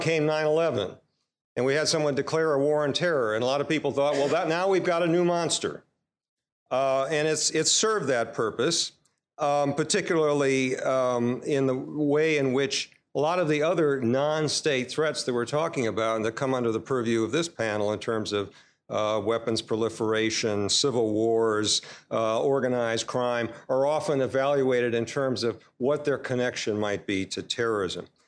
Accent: United States

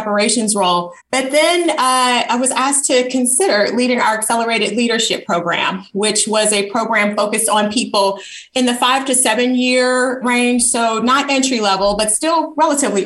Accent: Chicago, Illinois, United States; moved away as an adult; also born or lived in Tuskegee, Alabama / Nigeria; I grew up on the South Side of Chicago in an environment that was predominantly Black

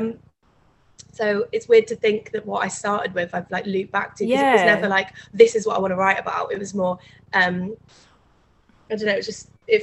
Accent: Leeds, Yorkshire and the Humber, United Kingdom; also born or lived in Otley; So I'm from Leeds. So when I was about 12, we moved to this town called Otley. It's like kind of on the outskirts.

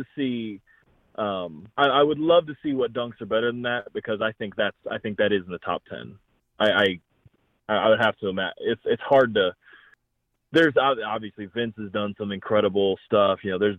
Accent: Cleveland, Ohio, United States; I'm from Cleveland

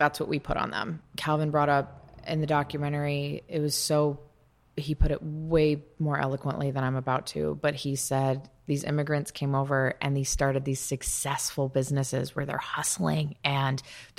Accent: United States; as an American that has only lived in the United States

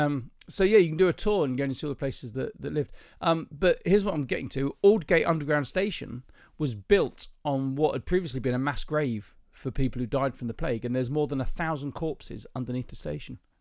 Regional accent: the south of England, United Kingdom; Being a southerner

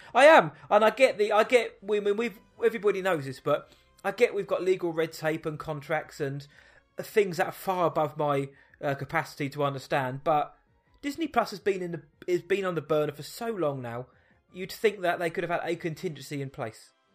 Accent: Surrey, South East England, United Kingdom; I'm from Surrey

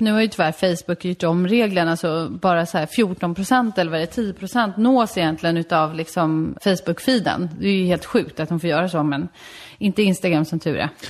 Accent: Solna, Stockholm County, Sweden; also born or lived in Värmdö; i Solna växte jag upp tills jag var 13

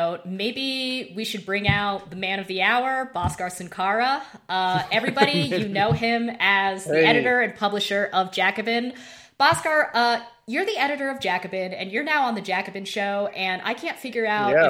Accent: Idaho, United States; Yeah, I'm from Idaho.

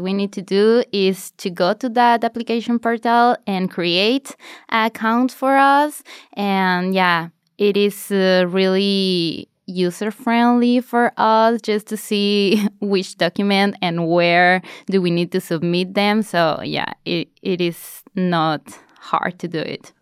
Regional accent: Mexico; moved away as an adult; now in Norway; I'm from Mexico

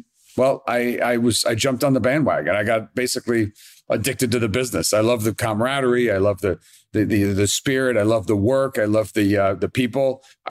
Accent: Queens, New York, United States; I grew up in Jamaica, Queens. My mom only made steak well done.

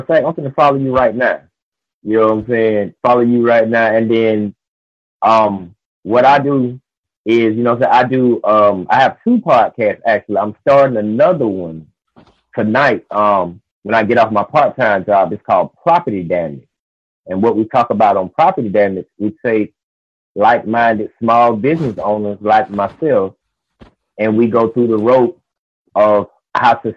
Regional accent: Albany, Georgia, United States; moved away; I was just in Albany, Georgia, which is my hometown

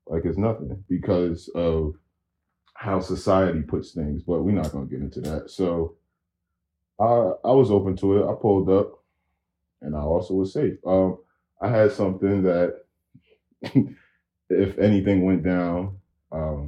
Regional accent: Paterson, New Jersey, United States; we're both from Patterson.

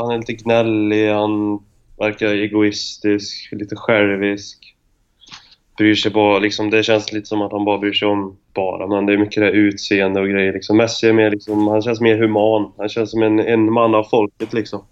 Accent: Arvika, Värmland, Sweden; vi bodde ju väldigt nära skolan hemma i Arvika

